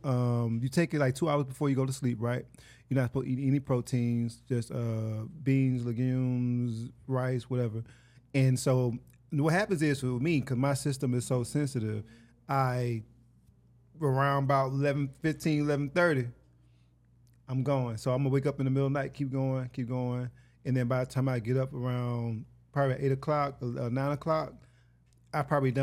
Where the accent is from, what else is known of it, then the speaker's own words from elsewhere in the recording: Hattiesburg, Mississippi, United States; moved away as an adult; now in Los Angeles, United States; I'm from Hattiesburg, Mississippi.